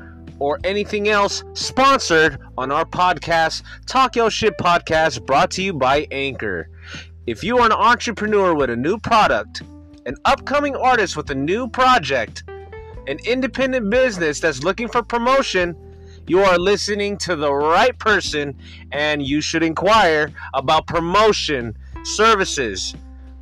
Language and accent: English; West Coast, United States; also born or lived in Bay Area, Northern California; I'm from the West Coast